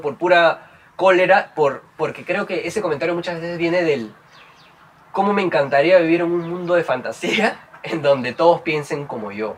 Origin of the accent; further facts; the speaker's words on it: Trujillo, La Libertad, Peru; yo, soy de Trujillo